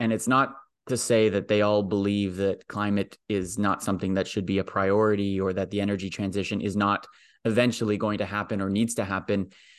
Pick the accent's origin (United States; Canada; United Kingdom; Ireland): Canada; Toronto, Ontario; I was born in and around Toronto, but I married an Albertan.